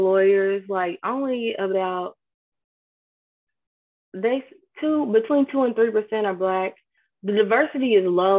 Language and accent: English; New Zion, Kentucky, United States; I grew up in a small community in Kentucky called New Zion.